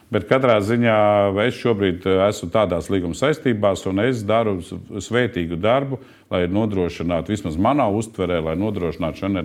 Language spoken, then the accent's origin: Latvian; Latvia; es esmu no Latvijas pilsonis, strādāju Latvijas kompānijā